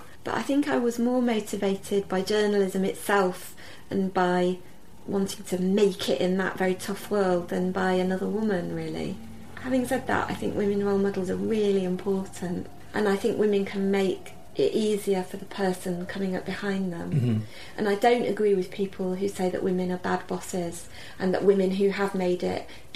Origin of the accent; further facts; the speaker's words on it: Sheffield, Yorkshire and the Humber, United Kingdom; growing up in Sheffield, I read the papers.